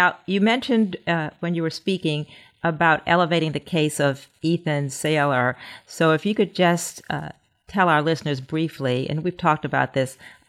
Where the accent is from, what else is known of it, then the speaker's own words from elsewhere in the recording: Maryland, United States; my home state of Maryland